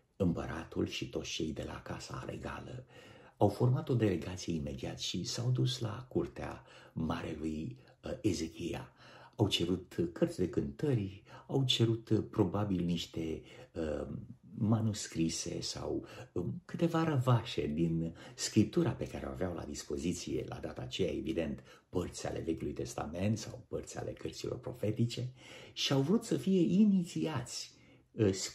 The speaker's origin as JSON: {"language": "Romanian", "country": "Romania", "said": "Noi, ca români"}